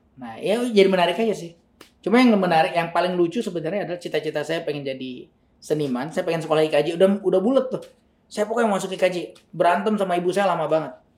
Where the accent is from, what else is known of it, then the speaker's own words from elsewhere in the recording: LNG Arun, Sumatra, Aceh, Indonesia; moved away as an adult; also born or lived in Jakarta; saya sekolahnya di Taman Siswa LNG Arun ini, hmm. dari SD SMP itu